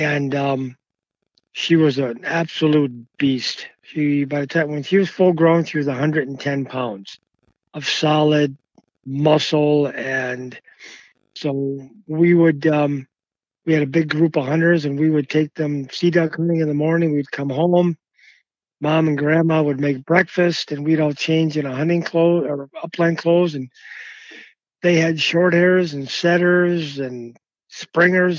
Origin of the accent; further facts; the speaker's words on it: Massachusetts, United States; moved away; also born or lived in Maine; I grew up in Massachusetts at first, had dogs all my life